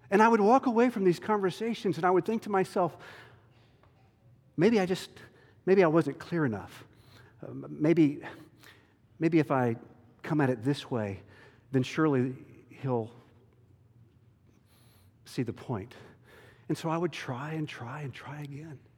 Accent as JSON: {"language": "English", "region": "the South", "country": "United States", "said": "And you know, I'm from the South, and we try to be nice and cordial and get along with everybody, right?"}